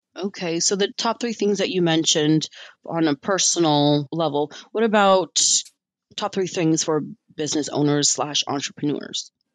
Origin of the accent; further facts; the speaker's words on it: United States; I'm an American citizen and I've been here and I grew up here